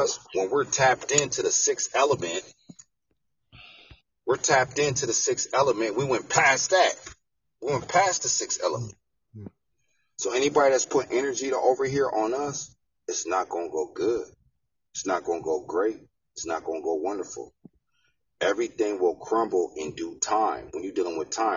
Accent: United States; we was born in the United States of America

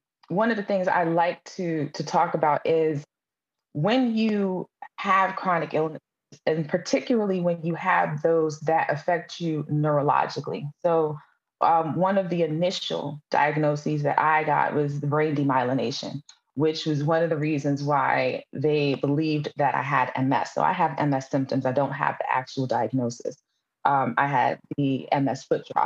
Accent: New York City, New York, United States; I'm from Brooklyn, New York

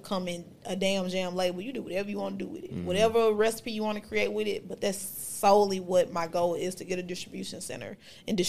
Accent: Memphis, Tennessee, United States; Memphis. Yeah. Like, that's my hometown.

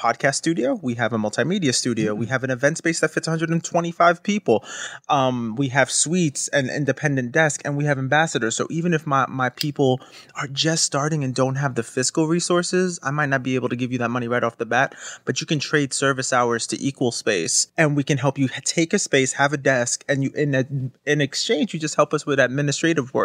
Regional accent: New York City, New York, United States; also born or lived in Newark; I grew up, I was born and raised in Brooklyn

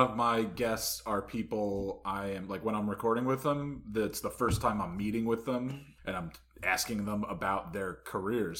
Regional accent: Harrington Park, New Jersey, United States; I'm from Harrington Park

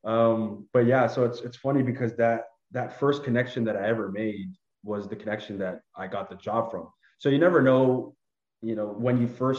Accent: Canada; moved away as an adult; now in Toronto, Canada; I just moved away from my family and my hometown that I've spent so much time in. I moved to one of the biggest cities in Ottawa, in Canada, which is Toronto

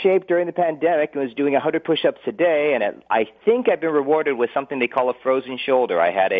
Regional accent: Los Angeles, California, United States; I'm a West LA guy, Venice High School. I'm actually back in my old house.

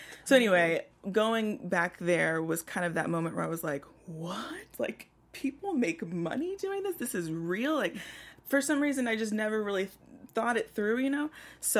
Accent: Houston, Texas, United States

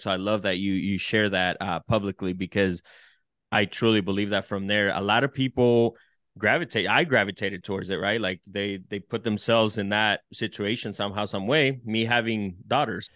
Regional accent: El Salvador; now in United States; I'm from El Salvador

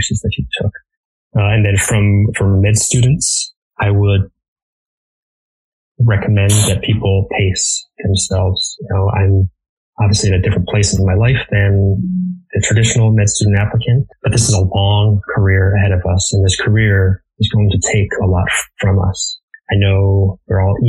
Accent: Connecticut, United States; moved away; also born or lived in Baltimore, Maryland; my hometown in Connecticut

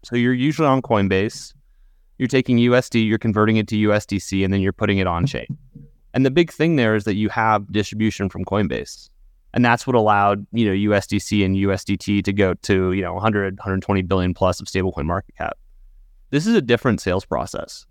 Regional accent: United States; as American citizens

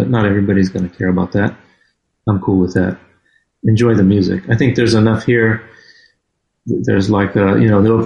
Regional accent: Florida, United States; an hour away from where I grew up in Florida

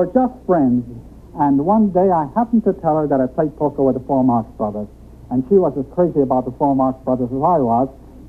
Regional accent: New York City, New York, United States; also born or lived in Austria (near Vienna); I was born in Austria, just outside of Vienna, and I came here when I was four. Went to the schools in New York City.

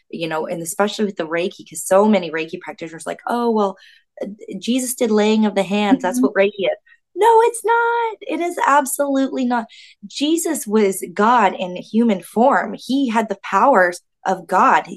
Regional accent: Florida, United States; moved away as an adult; also born or lived in Canada; I'm from the States, born and raised in the States

